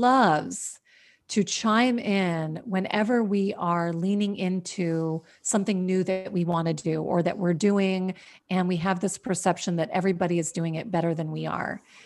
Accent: Washington, District of Columbia, United States; also born or lived in New York; now in California, United States; I grew up in Washington, D C

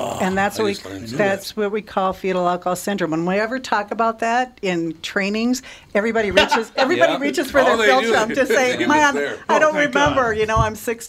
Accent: Litchfield, Minnesota, United States; I grew up in Litchfield, Minnesota.

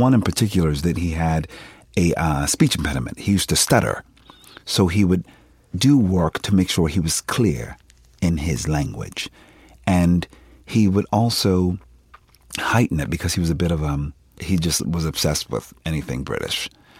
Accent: Philadelphia, Pennsylvania, United States; I'm from Philadelphia. We don't sound like that.

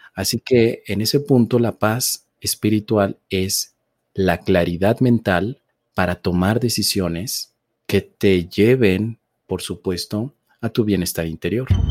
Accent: Mexico City, Mexico; yo nací en la Ciudad de México

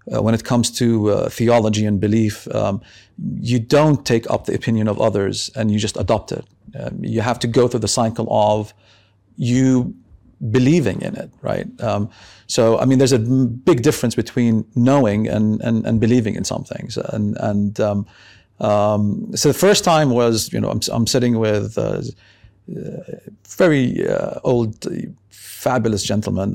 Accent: Beirut, Beirut Governorate, Lebanon; now in Amman, Jordan; I was brought up in Beirut.

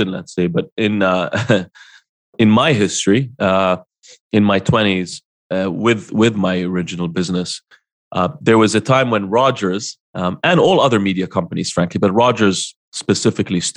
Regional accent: Jordan; moved away; Jordan, which is my hometown

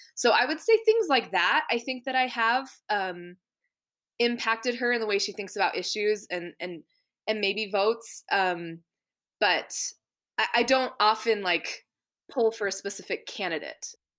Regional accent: Maine, United States; I grew up in Maine

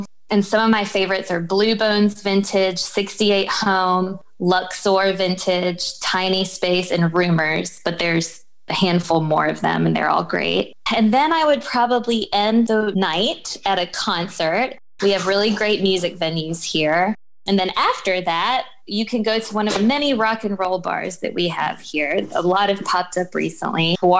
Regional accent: North Carolina, United States; now in Richmond, United States; And I grew up in North Carolina, and they have their own type of barbecue.

